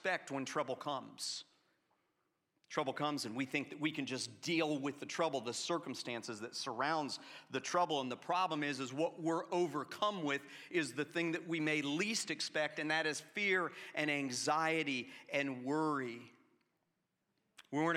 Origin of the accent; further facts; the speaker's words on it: Atlanta, Georgia, United States; I grew up in Atlanta in the 1980s